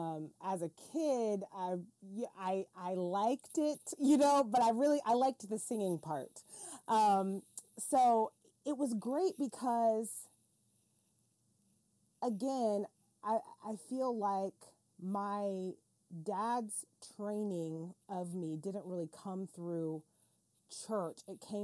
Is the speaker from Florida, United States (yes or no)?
yes; Florida, United States; It's so funny because I grew up in a really small town, and the funny part is my dad was a pastor and a cowboy